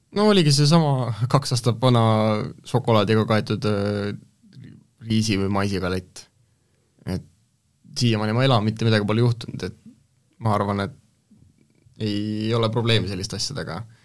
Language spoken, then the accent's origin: Estonian; Estonia; ma olen maalt pärit